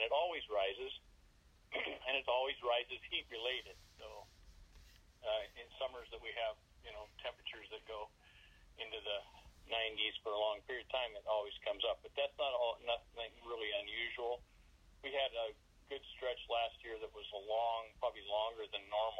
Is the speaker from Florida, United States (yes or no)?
no; Alaska, United States; I was born in Alaska